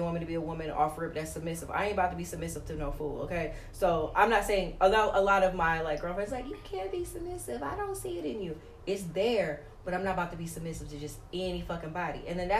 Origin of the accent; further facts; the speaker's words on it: New York, United States; now in Atlanta, United States; I'm originally from New York, but I didn't get to live my 20s in New York.